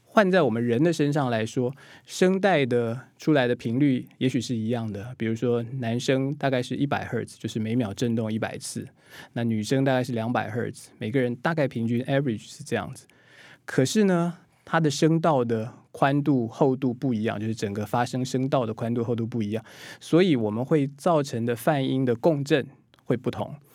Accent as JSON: {"language": "Chinese", "country": "Taiwan", "said": "我们台湾人、我们华人"}